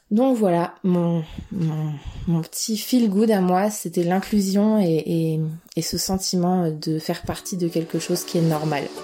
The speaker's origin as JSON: {"language": "French", "town": "Vanves", "region": "Île-de-France", "country": "France", "lives_now": "Chartres, France", "said": "On vient de, on vient de Vanves, en région parisienne, à côté de Paris."}